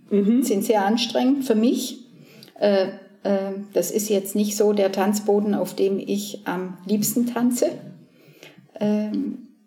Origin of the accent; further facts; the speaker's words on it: Southern Germany, Germany; moved away as an adult; also born or lived in Cologne; Also ich bin ja in, in Süddeutschland geboren und aufgewachsen, war auf dem Mädchengymnasium